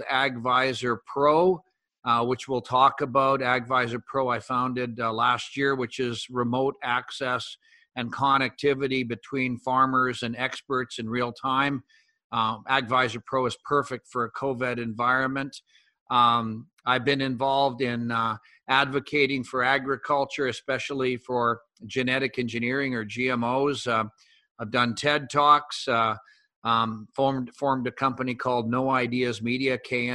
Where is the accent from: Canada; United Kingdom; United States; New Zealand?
Canada; northeastern Alberta; I'm Canadian and grew up in the northeastern corner of Alberta on a mixed farming operation